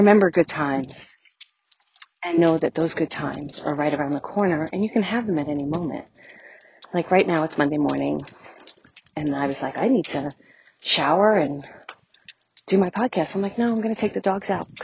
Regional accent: New York City, New York, United States; I grew up in Brooklyn

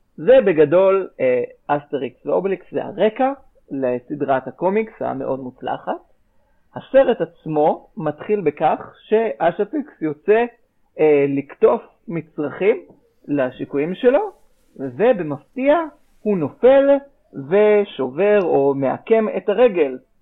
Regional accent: Israel; שזה משהו שכולנו בארץ גדלנו עליו

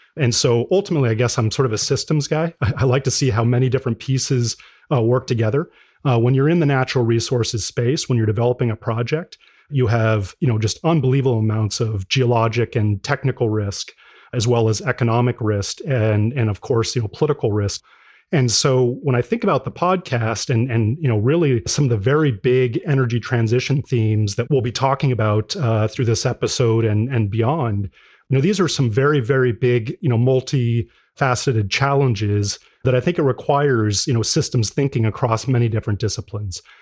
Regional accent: Greeley, Colorado, United States; I grew up in, in Colorado, uh, so originally from, from Greeley, Colorado

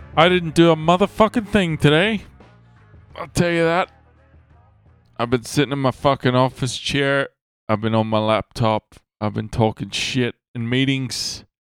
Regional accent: Ireland; I'm Irish.

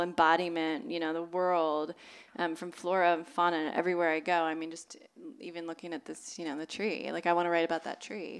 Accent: Southern California, United States; born or raised there

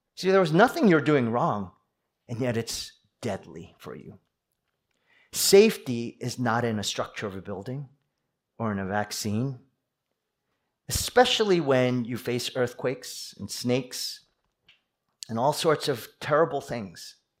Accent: East Coast, United States; moved away; I'm from the East Coast. We East Coasters

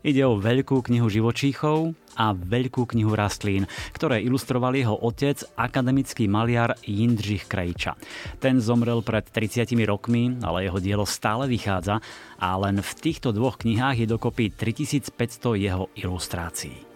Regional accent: Stará Turá, Trenčín Region, Slovakia; ja som vlastne zo Starej Turej

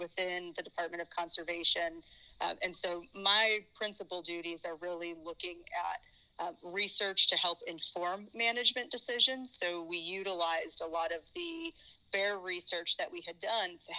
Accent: Northern Illinois, United States; moved away as an adult; also born or lived in Massachusetts; now in Missouri, United States; I am originally from Northern Illinois

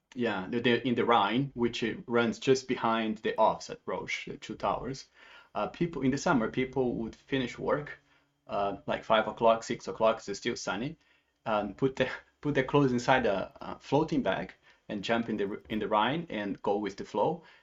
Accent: Brazil; moved away as an adult; now in Basel, Switzerland; I'm from Brazil. I'm um, based in Switzerland for 13 years, and but I and I worked in 11 other countries um, through my career as well. But Switzerland is the longest place I have been, uh, not counting Brazil, where I grew up.

